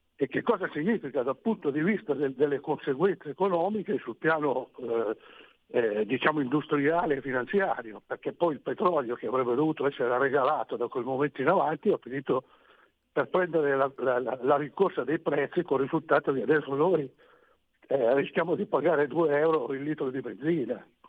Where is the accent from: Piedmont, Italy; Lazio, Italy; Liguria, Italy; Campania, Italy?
Piedmont, Italy; Romagnano Sesia; Io sono di Romagnano Siesia